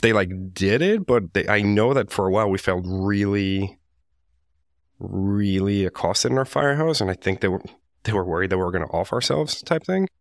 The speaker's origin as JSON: {"language": "English", "town": "Medellin", "region": "Antioquia", "country": "Colombia", "tie": "born or raised there", "second_language": "English", "moved": "yes", "lives_now": "United States", "said": "I was born and raised in Medellin, Colombia"}